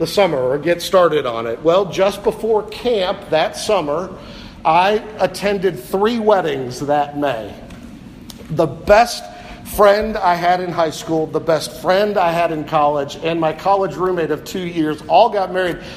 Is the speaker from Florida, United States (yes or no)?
no; Cleveland, Ohio, United States; I was from Cleveland, Ohio